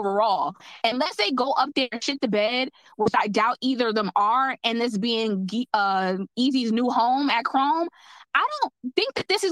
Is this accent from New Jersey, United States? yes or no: yes; New Jersey, United States; I'm from Jersey